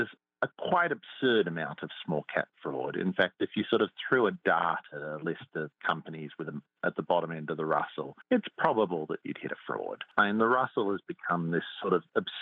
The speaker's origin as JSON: {"language": "English", "country": "Australia", "said": "I come from Australia"}